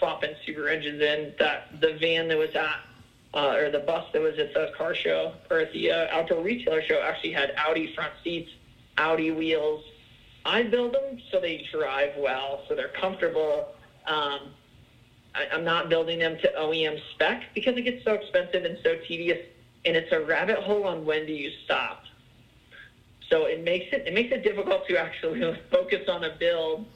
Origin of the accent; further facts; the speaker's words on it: Littleton, Colorado, United States; also born or lived in Englewood, Colorado; Englewood is kind of where, grew up in Littleton